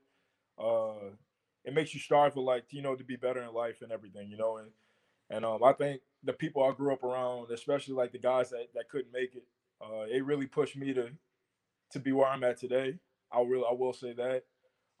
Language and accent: English; Des Allemands, Louisiana, United States; I'm from Deschamps, Louisiana in St. Charles Parish. You know, very small town